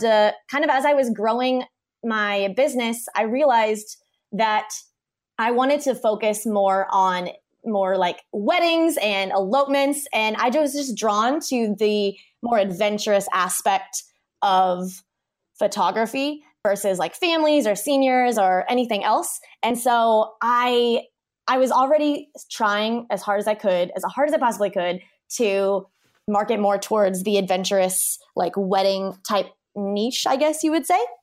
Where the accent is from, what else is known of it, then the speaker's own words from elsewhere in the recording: Kansas, United States; moved away as an adult; now in Hawaii, United States; we grew up in Kansas. I started my business in Kansas